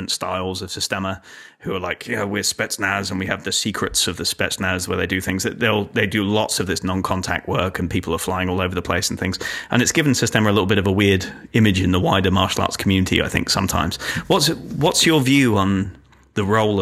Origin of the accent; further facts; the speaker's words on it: England, United Kingdom; moved away; I grew up in England